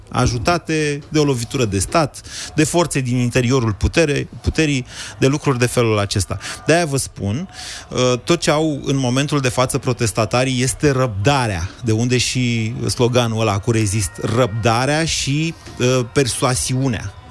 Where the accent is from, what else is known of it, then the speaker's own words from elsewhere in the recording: Arad, Arad County, Romania; arătean, am trăit